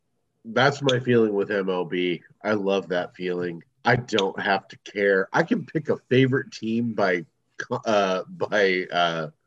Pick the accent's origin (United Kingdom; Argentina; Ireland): Ireland; I'm Irish.